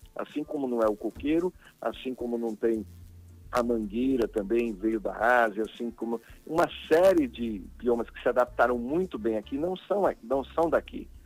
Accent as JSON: {"language": "Portuguese", "region": "Alagoas", "country": "Brazil", "said": "como alagoano"}